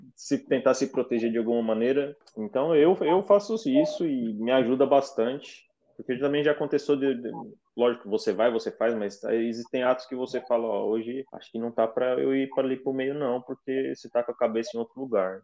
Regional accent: Brazil; moved away; ser brasileiro aqui fora

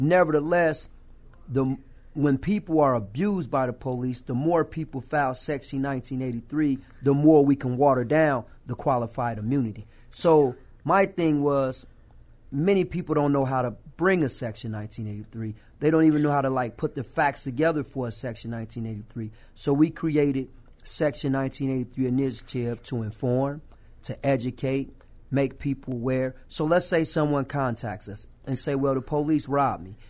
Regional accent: Rock Island, Illinois, United States; my hometown of Rock Island

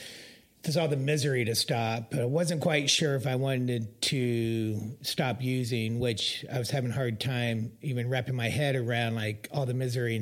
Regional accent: Topeka, Kansas, United States; moved away; I grew up in Topeka, Kansas

